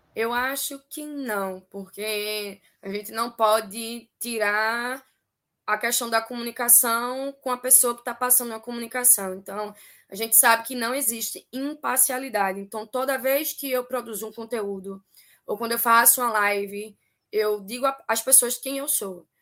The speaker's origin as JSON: {"language": "Portuguese", "town": "Recife", "region": "Pernambuco", "country": "Brazil", "said": "a gente se intitula aqui, enquanto pernambucana, enquanto resifense, como um Pernambuco, meu país"}